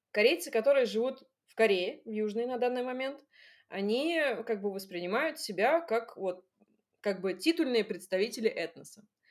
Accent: Russia; also born or lived in Seoul, South Korea

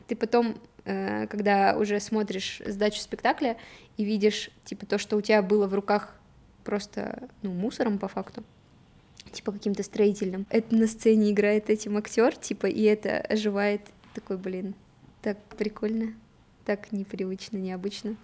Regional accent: Nikel, Murmansk Oblast, Russia; В итоге мы переехали с Никеля, я сама из Никеля

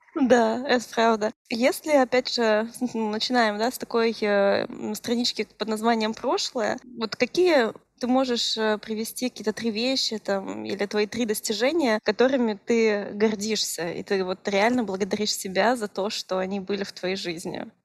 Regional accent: Irkutsk Oblast, Russia; мы обе из Иркутской области

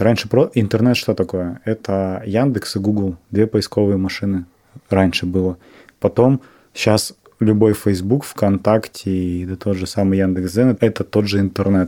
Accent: Novosibirsk, Novosibirsk Oblast, Russia; я из Новосибирска

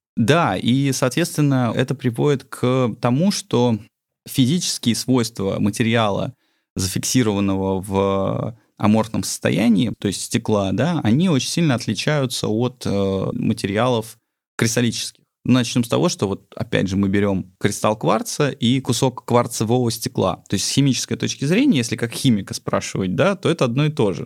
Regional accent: Sochi, Krasnodar Krai, Russia; moved away; also born or lived in Tbilisi, Georgia; я родился в Тбилиси, а э, частично вырос в Сочи

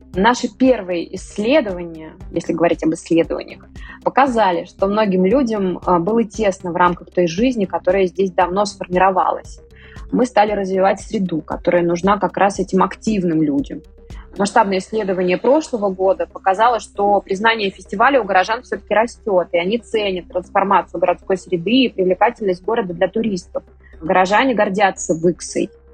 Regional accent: Vyksa, Nizhny Novgorod Oblast, Russia; сама родом из Выкса

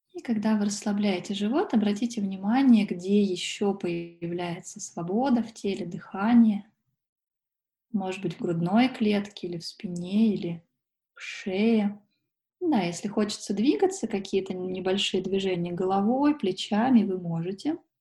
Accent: Sochi, Krasnodar Krai, Russia; now in Moscow, Russia; Периодически я езжу за солнцем в Сочи, это мой родной город

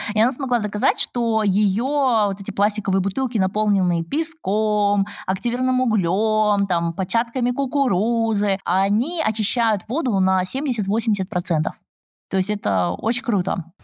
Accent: Almaty, Kazakhstan; я как химик родом из Алматы

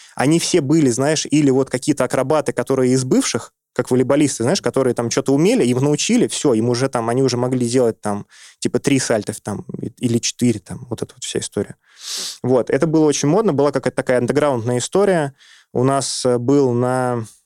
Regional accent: Saint Petersburg, Russia; moved away as an adult; now in Moscow, Russia; я вырос в Петербурге

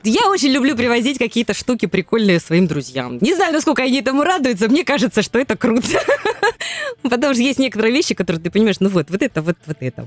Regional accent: Krasnodar Krai, Russia; мы кубанцы

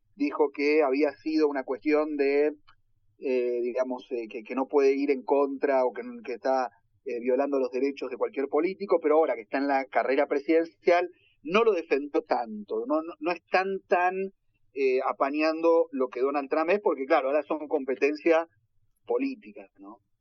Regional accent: Argentina; now in United States

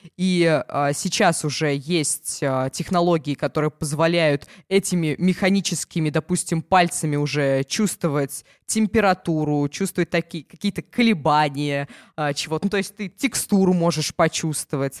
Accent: Ulyanovsk, Ulyanovsk Oblast, Russia; У нас в Ульяновске

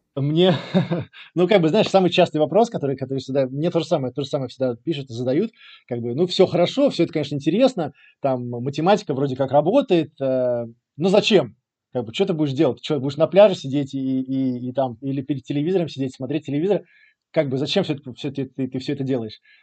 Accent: Riga, Latvia; moved away as an adult; also born or lived in England / Angola / Egypt; now in Portugal; я из Риги, э, из Латвии, родился, вырос э, в Латвии

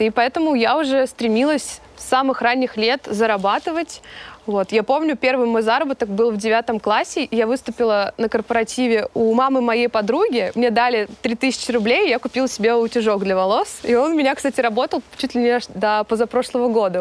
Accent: Kemerovo, Kemerovo Oblast, Russia; я родом, а, из Сибири, из Кемерово

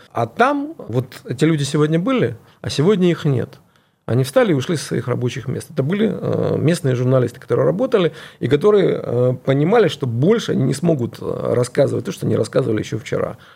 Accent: Dnipro, Dnipropetrovsk Oblast, Ukraine; moved away; also born or lived in Kyiv; я сам родился и вырос в Днепропетровске, это областной центр на юго-востоке.

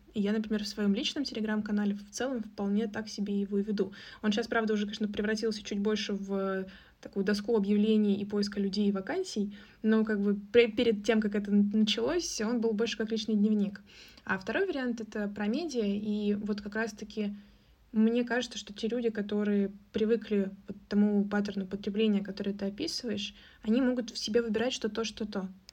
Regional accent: Russia; у нас русские мордашки

